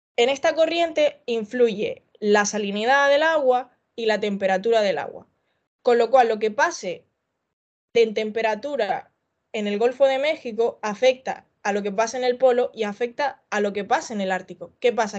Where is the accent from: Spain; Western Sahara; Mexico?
Spain; Canary Islands; yo en mi tierra de Canarias, de donde soy